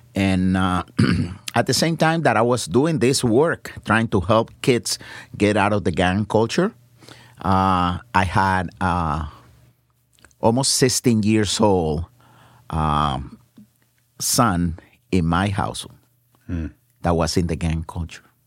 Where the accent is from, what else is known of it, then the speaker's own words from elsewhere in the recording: San Juan, Puerto Rico; moved away; I was born in uh, in San Juan, Puerto Rico, in uh, one of the poorest neighborhoods en, en uh, San Juan, uh, Barrio Obrero.